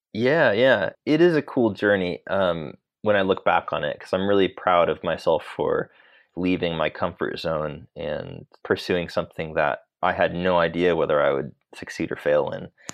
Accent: Sacramento, California, United States; moved away as an adult; also born or lived in Los Angeles, United States; now in London, United Kingdom; I grew up in Sacramento, in California

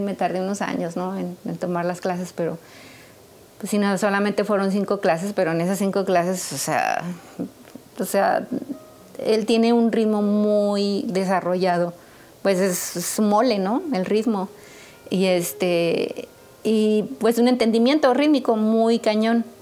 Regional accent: San Luis Potosí, Mexico; moved away as an adult; also born or lived in New York, United States; yo soy de San Luis Potosí

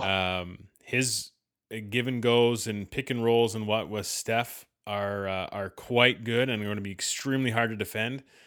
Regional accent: Canada; as every Canadian is

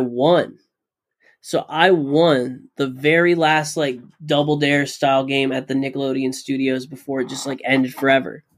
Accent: Florida, United States; I grew up in Florida

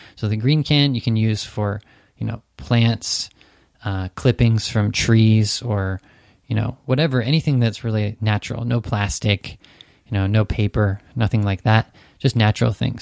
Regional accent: Santa Cruz, California, United States; moved away as an adult; now in Japan; my hometown, Santa Cruz

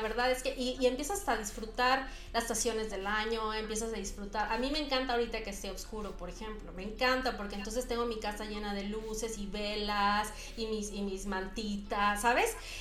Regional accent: Mexico City, Mexico; moved away as an adult; yo vivía en la Ciudad de México

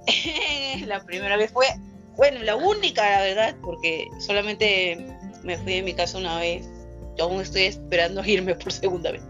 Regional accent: San Juan de Lurigancho, Lima, Peru; San Juan del Unihuanchino, donde yo vivo, en mi terruño, en mi lado del mundo

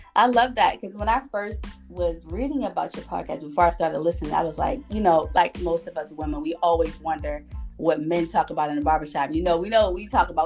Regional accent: Baltimore, Maryland, United States; I'm from Baltimore

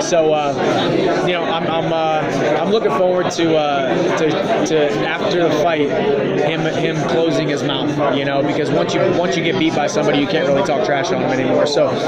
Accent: St. Louis, Missouri, United States; I grew up in St. Louis, Missouri, right down the road.

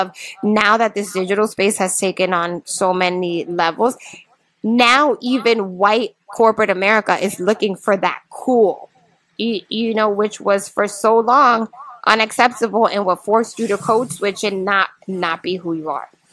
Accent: Hartford, Connecticut, United States; moved away as an adult; also born or lived in New York City; now in New York, United States; I'm actually from Hartford. Moved to New York 22 years ago

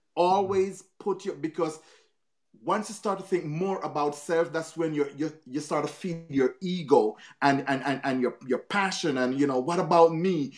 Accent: Jamaica; moved away; I'm from Jamaica, as a Caribbean, I had to put down my Caribbean culture real quick.

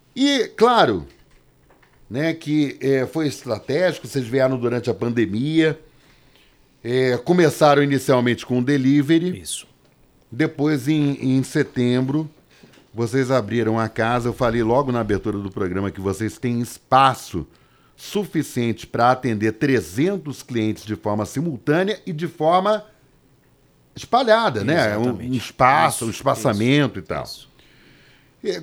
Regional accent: Rio de Janeiro, Brazil; eu sou carioca

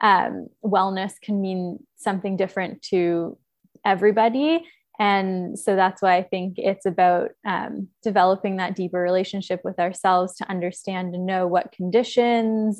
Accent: Toronto, Ontario, Canada; now in Nosara, Costa Rica; I am originally from Toronto, but I've lived in many places all around the world

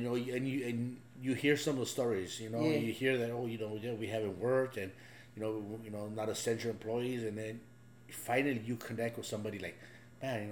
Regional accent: Los Angeles, California, United States; also born or lived in Ensenada, Mexico; My wife and I grew up in East

